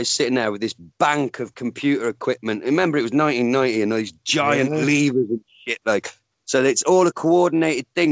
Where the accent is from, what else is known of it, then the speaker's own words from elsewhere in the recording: United Kingdom; me being British